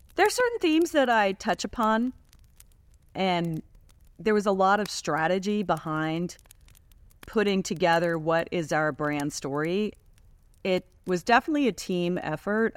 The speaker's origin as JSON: {"language": "English", "town": "Washington", "region": "District of Columbia", "country": "United States", "tie": "born or raised there", "said": "we grew up in Washington, D.C."}